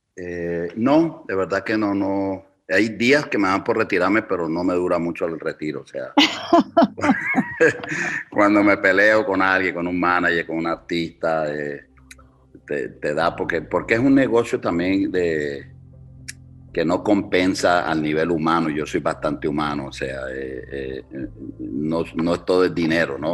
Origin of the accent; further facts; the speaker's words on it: Cali, Valle del Cauca, Colombia; now in Chicago, United States; yo soy salsero caleño